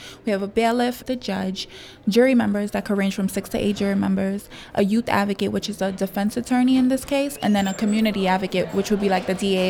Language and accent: English; New York City, New York, United States; I'm from the Red Hook community